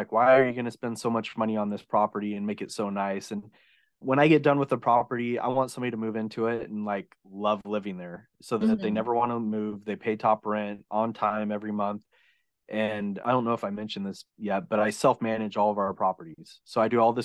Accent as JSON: {"language": "English", "region": "Oregon", "country": "United States", "tie": "born or raised there", "moved": "yes", "lives_now": "California, United States", "said": "I grew up in Oregon"}